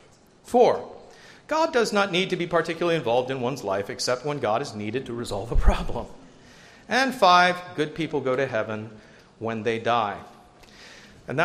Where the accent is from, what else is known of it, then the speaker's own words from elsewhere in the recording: United States; as American Christians